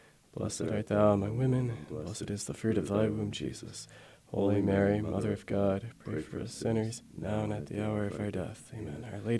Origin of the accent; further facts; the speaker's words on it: Italy; So I was born abroad in Italy. We went back there when I was two, stayed there while my dad was doing his first philosophy and then theology studies